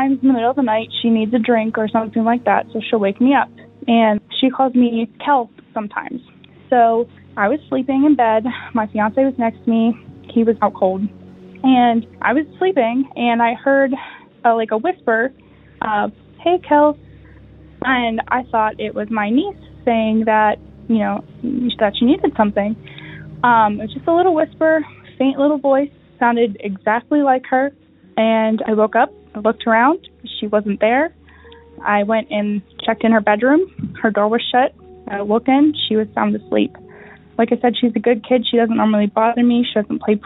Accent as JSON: {"language": "English", "region": "Pennsylvania", "country": "United States", "said": "I'm from Pennsylvania"}